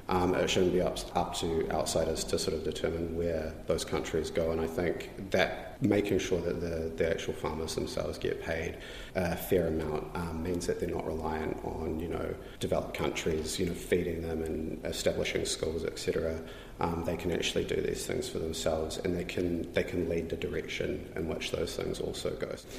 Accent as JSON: {"language": "English", "country": "New Zealand", "said": "I'm tangata whenua, um, I'm Māori"}